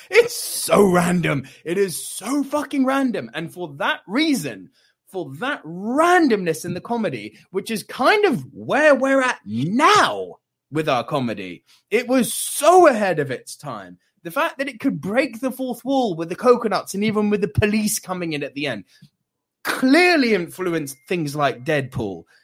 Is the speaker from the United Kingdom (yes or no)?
yes; United Kingdom; As a British kind of in the you know social zeitgeist, I do think Trainspotting is a superior movie only just.